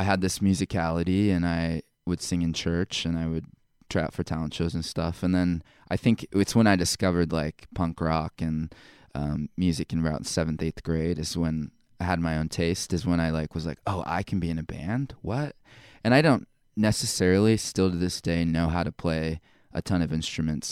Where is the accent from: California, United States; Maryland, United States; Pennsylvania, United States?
California, United States; Temecula; moved away as an adult; also born or lived in Provo, Utah; I grew up in Southern California, Temecula.